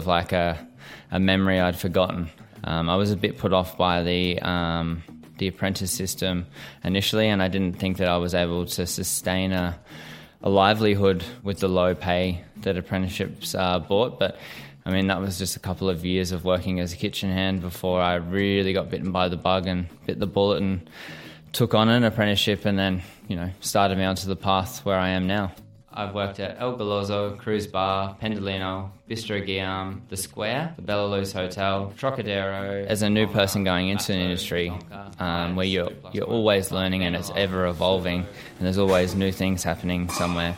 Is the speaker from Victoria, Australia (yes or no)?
no; Caloundra, Queensland, Australia; moved away as an adult; also born or lived in Sydney; I grew up in Caloundra on the Sunshine Coast in Queensland.